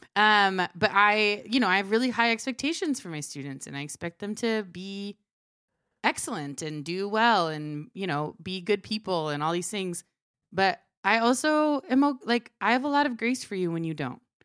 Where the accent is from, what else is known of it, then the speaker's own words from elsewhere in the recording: Maryland, United States; also born or lived in Cuba; my earliest memory is when I was three. and we moved from Cuba to Fr, uh, Maryland.